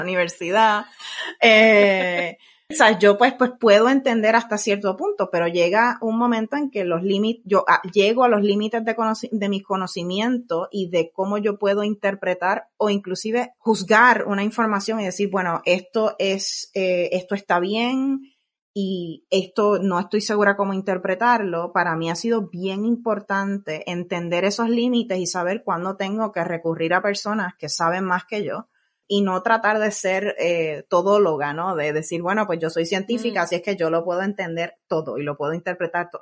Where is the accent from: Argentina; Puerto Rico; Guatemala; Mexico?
Puerto Rico; now in California, United States; soy nacida y criada en Puerto Rico